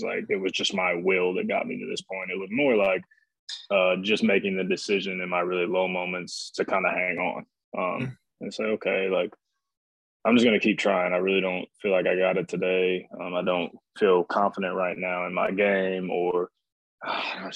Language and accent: English; Fort Wayne, Indiana, United States; I was born and raised in Fort Wayne, Indiana, born in 1991